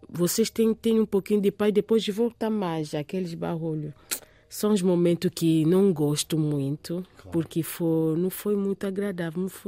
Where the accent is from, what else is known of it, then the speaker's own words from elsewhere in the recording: Kinshasa, DR Congo; also born or lived in France; Eu, eu, eu cresci na, na França. Uhum. Em 1985, eh, eh uhum. fiquei lá na França três anos com meu pai e a minha mãe. Depois regressamos para Kinshasa.